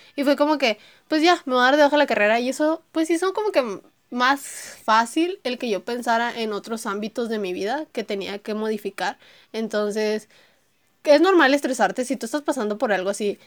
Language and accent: Spanish; Monterrey, Nuevo León, Mexico; yo soy de Monterrey, Nuevo León, entonces soy una niña regia